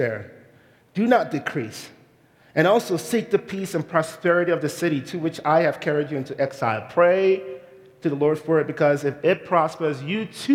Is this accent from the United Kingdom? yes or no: no; Nigeria; moved away as an adult; now in United States; I am a Nigerian immigrant, and I moved to this country about 22 years ago